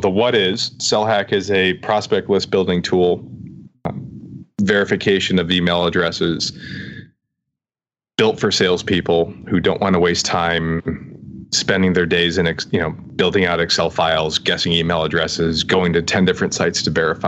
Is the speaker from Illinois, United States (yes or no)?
no; Ohio, United States; moved away as an adult; also born or lived in Brooklyn, New York; We're Ohio folk